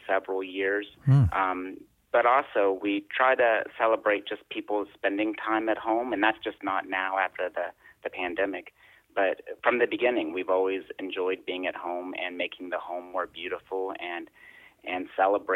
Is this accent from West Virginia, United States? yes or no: yes; West Virginia, United States; I grew up in West Virginia. I was born here.